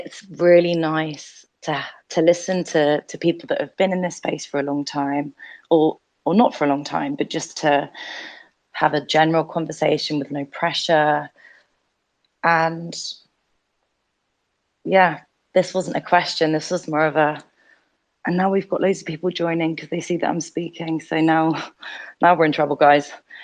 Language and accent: English; United Kingdom; I'm British and I'm a woman.